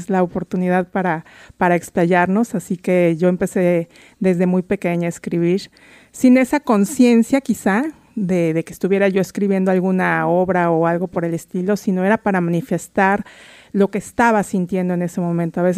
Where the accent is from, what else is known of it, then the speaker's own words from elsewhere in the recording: Mexico City, Mexico; now in Seattle, United States; soy inmigrante antes que nada, soy de la Ciudad de México, llegué a vivir aq